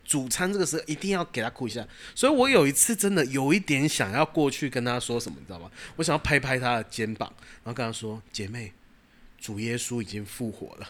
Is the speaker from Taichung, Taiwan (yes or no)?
yes; Taichung, Taiwan; moved away; 然后回台中